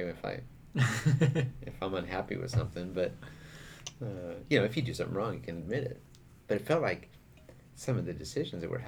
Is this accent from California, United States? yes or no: yes; California, United States; moved away; also born or lived in Europe; we grew up in it in California, so we're kind of used to it. But when you've been in Europe for a while